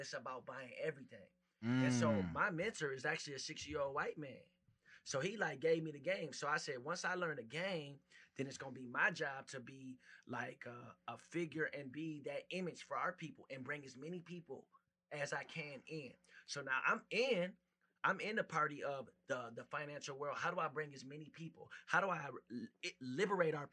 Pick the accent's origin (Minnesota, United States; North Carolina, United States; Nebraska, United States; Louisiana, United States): Minnesota, United States; Minneapolis; I grew up in the heart of Minneapolis, so South Minneapolis